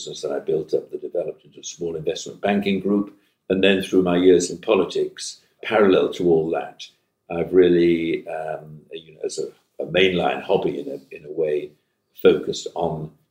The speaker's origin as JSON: {"language": "English", "town": "Manchester", "region": "North West England", "country": "United Kingdom", "tie": "born or raised there", "said": "I hail from Manchester and from the regions"}